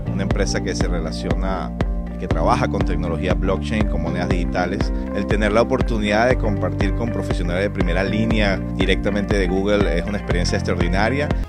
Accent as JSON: {"language": "Spanish", "country": "Venezuela", "moved": "yes", "said": "Soy venezolano y tengo más de un año y medio sin venir a mi país."}